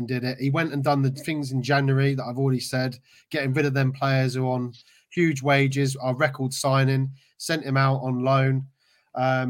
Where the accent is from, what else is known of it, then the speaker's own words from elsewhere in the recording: United Kingdom; I'm British myself